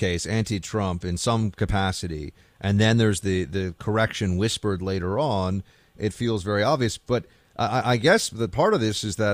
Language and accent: English; New York City, New York, United States; I grew up here in New York City.